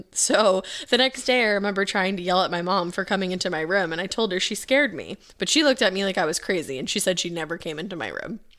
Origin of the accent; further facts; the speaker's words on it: Rochester, New York, United States; I grew up in Rochester, New York, and this story is on the first house my parents bought together.